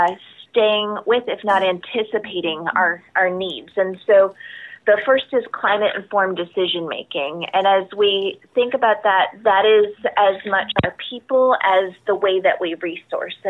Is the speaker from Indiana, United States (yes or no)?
no; South Florida, United States; I grew up in South Florida